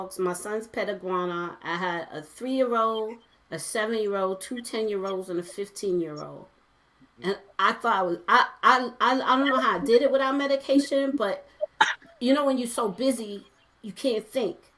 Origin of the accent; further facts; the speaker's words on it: New York City, New York, United States; I'm originally from Brooklyn, from Flatbush